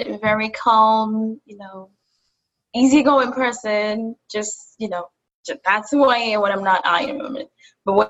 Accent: Kenya; also born or lived in Buffalo, United States; now in New York City, United States; I'm from Kenya. I moved from Kenya to Buffalo and from Buffalo to New York City. So now I'm based in New York City.

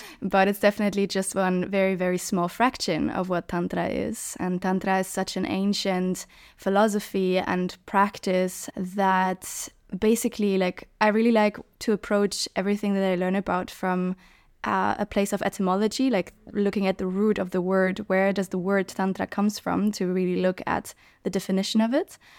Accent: Germany; moved away; also born or lived in Hamburg / Berlin / Barcelona; growing up in Germany, Hamburg, Berlin

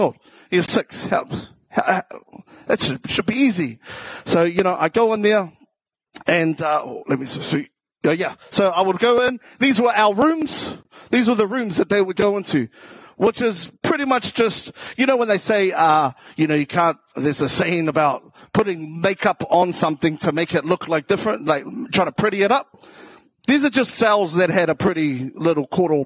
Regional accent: Auckland, New Zealand; accent: South Auckland; also born or lived in Taranaki / Waitara; I grew up in South Auckland.

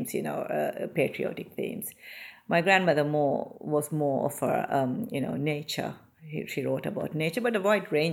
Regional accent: Maldives; moved away as an adult; now in United Kingdom; I was born in the Maldives and I spent my school, I did my schooling there

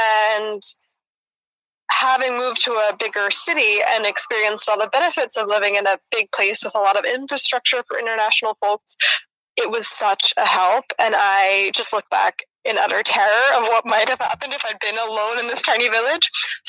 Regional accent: Philadelphia, Pennsylvania, United States; moved away as an adult; now in Freiburg, Germany; I am from the United States of America, specifically from Philadelphia. I am now living in Freiburg, Germany, and I've been here for about 2 years now.

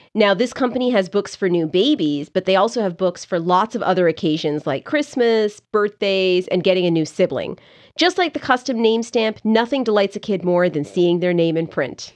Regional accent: Canada; moved away; I grew up there

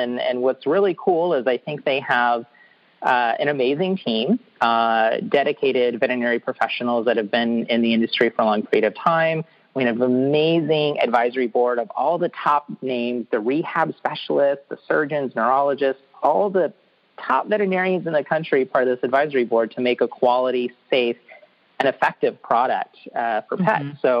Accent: California, United States; I came from California, and marijuana is legal for 21 and up adults for recreational uses

